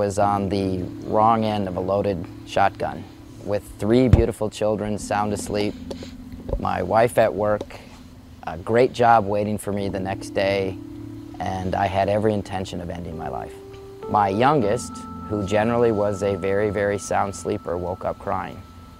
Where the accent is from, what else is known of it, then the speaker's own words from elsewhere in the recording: Brooklyn Park, Minnesota, United States; I grew up in Brooklyn Park.